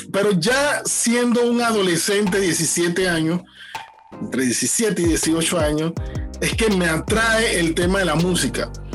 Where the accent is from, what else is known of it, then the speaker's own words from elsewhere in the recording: Panama City, Panama; Crecí en Betania, en Los Libertadores